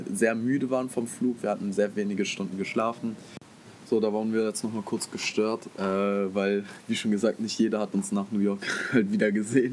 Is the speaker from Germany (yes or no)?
yes; Germany